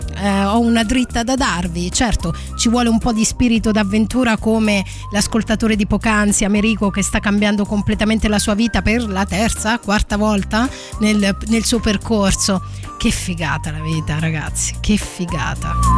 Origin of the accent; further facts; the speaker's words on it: L'Aquila, Abruzzo, Italy; L'Aquila, cioè sono nata all'Aquila, poi sono in realtà originaria di un piccolo borgo medievale